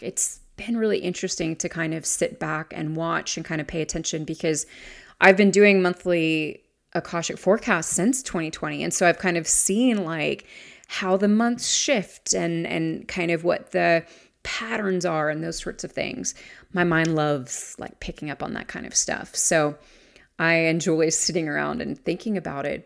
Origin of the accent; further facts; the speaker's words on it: the South, United States; my hometown is in the South